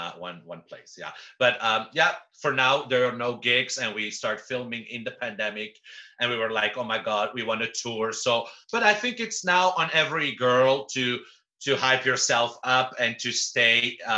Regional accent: Belgium; also born or lived in Amsterdam; I didn't know because I'm from Belgium, so I only know the famous people from Belgium, you know, and I lived for almost a year in Amsterdam.

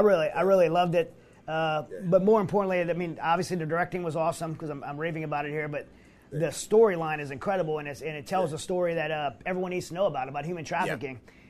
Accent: Louisiana, United States; I grew up in Louisiana

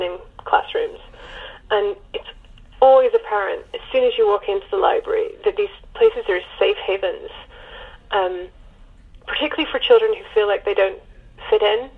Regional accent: United Kingdom; as a Brit

